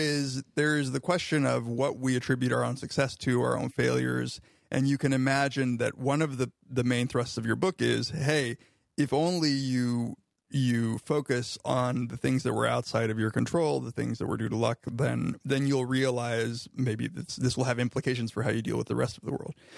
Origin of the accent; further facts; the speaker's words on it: Riverside, California, United States; now in Ithaca, United States; my hometown of Riverside, California